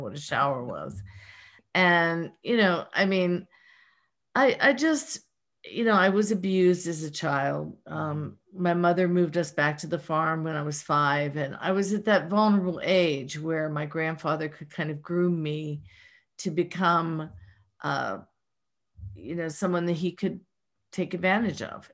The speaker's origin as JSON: {"language": "English", "town": "Pittsburgh", "region": "Pennsylvania", "country": "United States", "accent": "Pittsburgh", "said": "my Pittsburgh accent"}